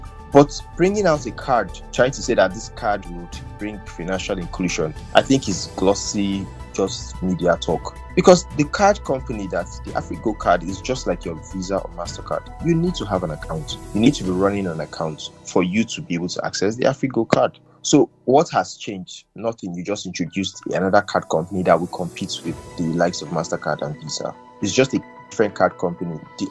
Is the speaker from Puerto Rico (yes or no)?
no; Nigeria; being the Nigerian factor, both from the policymakers and for us, the masses, we always have this disconnect.